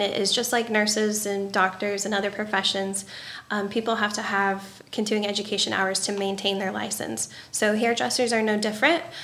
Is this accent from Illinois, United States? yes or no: yes; Pinckneyville, Illinois, United States; also born or lived in Fort Collins; I could come back to my hometown and give like big city service to my people